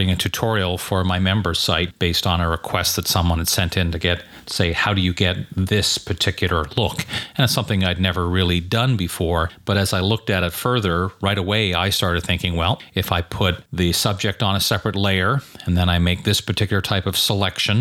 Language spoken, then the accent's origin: English; Montreal, Quebec, Canada; Growing up in Montreal and going to school in Quebec, where French was a requirement